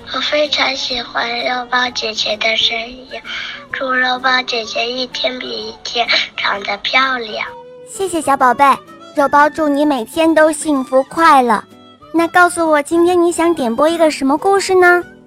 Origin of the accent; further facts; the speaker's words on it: Shanghai, China; 今年五岁了，我来自上海